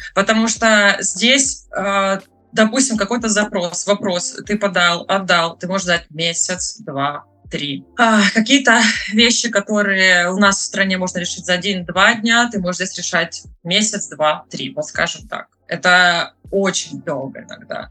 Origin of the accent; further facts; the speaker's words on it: Krasnodar Krai, Russia; moved away as an adult; now in Trondheim, Norway; Я с Кубани.